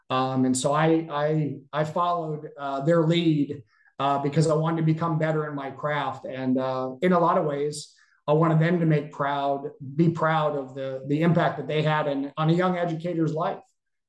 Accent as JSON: {"language": "English", "region": "New England", "country": "United States", "tie": "born or raised there", "said": "as a person growing up in New England, football is not as big as it is in the South."}